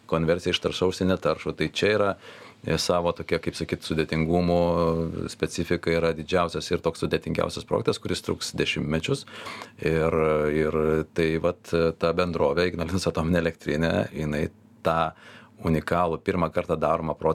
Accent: Lithuania; aš būdamas lietuvis šitos valstybės pilietis

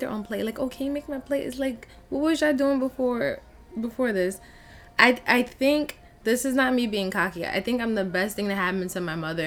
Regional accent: Long Island, New York, United States; I grew up in Long Island

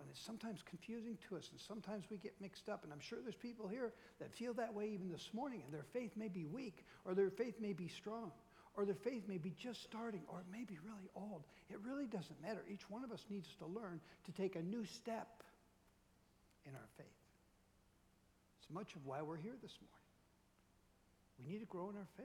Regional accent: Minnetonka, Minnesota, United States; I grew up in Minnetonka, Minnesota. It's a western suburb of Minneapolis

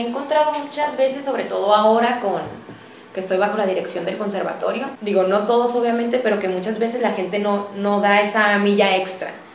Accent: Tijuana, Baja California, Mexico; Soy una mujer tijuanense, orgullosamente, como les comentaba. Mi familia es de las fundadoras de, Tijuana, por lo que me siento profundamente arraigada y orgullosa de ser de, aquí.

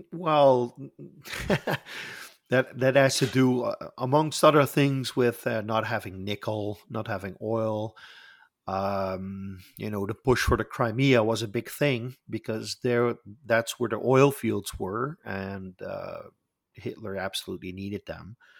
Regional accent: Netherlands; I am from the Netherlands

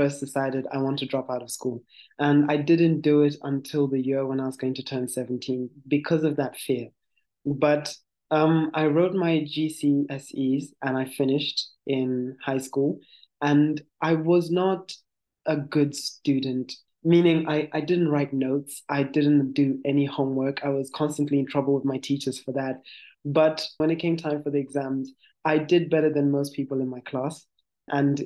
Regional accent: Gweru, Midlands, Zimbabwe; I'm from Zimbabwe. I was born in and raised in Zimbabwe in a city called Gweru.

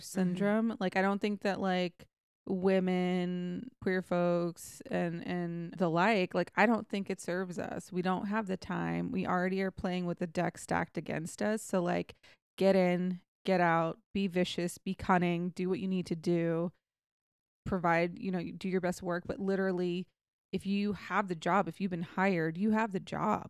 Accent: Texas, United States; also born or lived in England; I'm from Texas

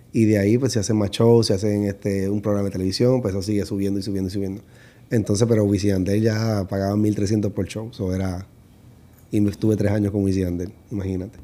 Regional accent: Puerto Rico; now in United States; nací en Puerto Rico y empecé a bailar a los 17 años

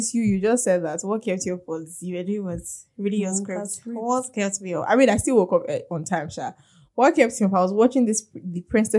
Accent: Nigeria; Being a Nigerian human being.

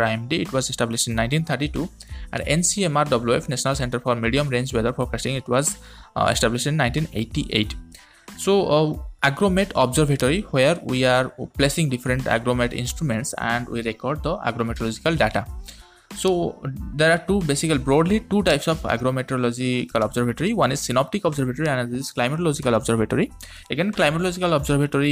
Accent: India; from India.

